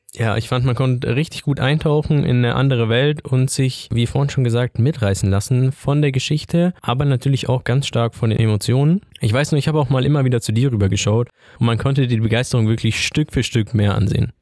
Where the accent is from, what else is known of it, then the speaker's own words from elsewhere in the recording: Ingolstadt, Bavaria, Germany; moved away as an adult; now in Würzburg, Germany; ich bin auch einundzwanzig Jahre alt und komm gebürtig aus Ingolstadt und bin erst jetzt zum Studieren hier nach Würzburg gezogen